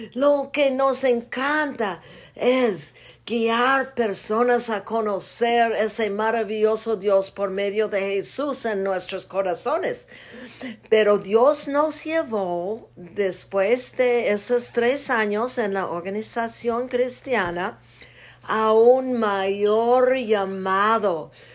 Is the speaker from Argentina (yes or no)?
no; United States; Spanish is a second language; moved away as an adult; now in Zacatecas, Mexico; Soy parte gringa